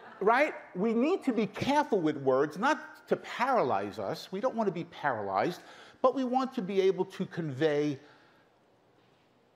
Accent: New York City, New York, United States; also born or lived in Brooklyn; I grew up in Queens, in Brooklyn

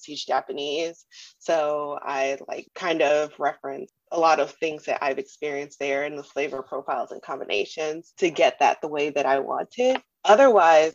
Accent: Trinidad & Tobago; moved away; also born or lived in Germany; I'm from the Caribbean, and in Trinidad, turmeric is a spice that we use very often.

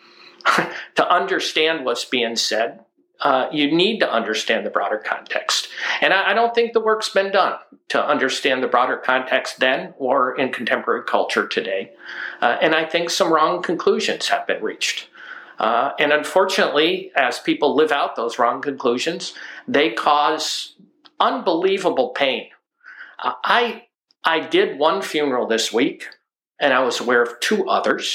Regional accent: the Adirondacks, New York, United States; now in Alaska, United States; I grew up in the Adirondacks in a small mountain community south of the Canadian border, north of Lake George, New York.

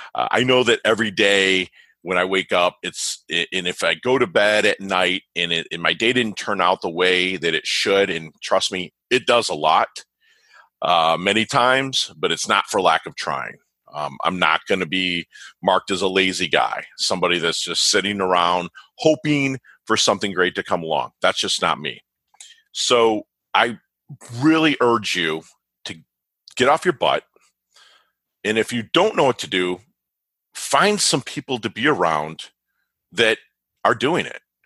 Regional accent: Michigan, United States; now in South Florida, United States; being from Michigan, a Michigan State fan

